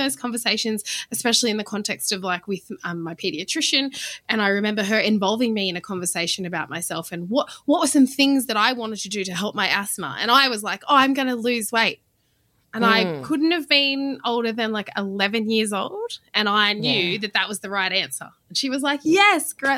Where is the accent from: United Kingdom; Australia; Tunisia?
Australia; Goulburn, New South Wales; So I grew up in Goulburn, New South Wales, which is in the regional areas between Canberra and Sydney